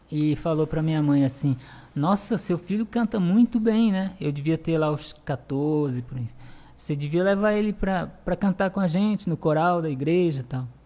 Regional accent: Conceição do Araguaia, Pará, Brazil; Bom, eu nasci em Conceição do Araguaia, no estado do Pará. Paraense. É, sou paraense. Minha cidade, ela é uma cidade turística, né?

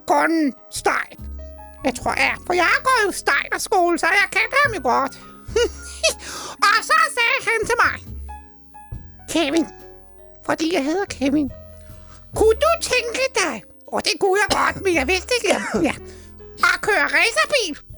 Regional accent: Roskilde, Zealand, Denmark; Jeg er fra Roskilde

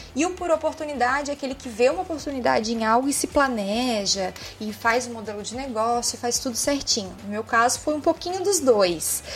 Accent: São José, Santa Catarina, Brazil; Eu sou nascida e criada aqui mesmo, em São José, Santa Catarina.

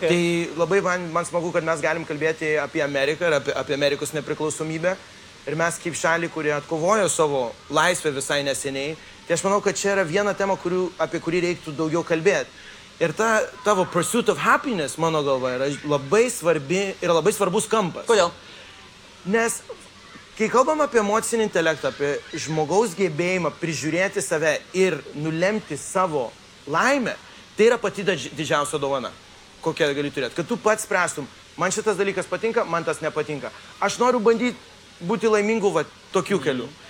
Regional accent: Colombia; aš gimiau lietuvių Kolumbijoje. Ir, ir, ir aš turėjau tą tapatybę, aš visada jaučiausi lietuviu

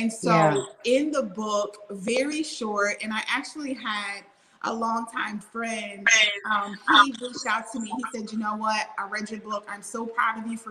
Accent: Louisiana, United States; also born or lived in Mississippi; growing up in the Bible Belt, born in Mississippi, raised in Louisiana

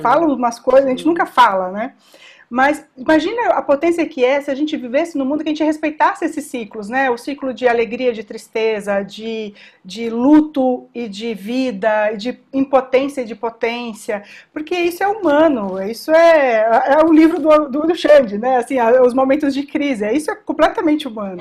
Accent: São Paulo, Brazil; todos nós somos aqui de São Paulo

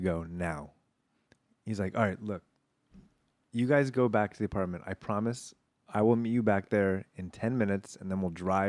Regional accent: Granada Hills, California, United States; When we would go back to LA, I would stay with my parents at the house I grew up in Granada Hills.

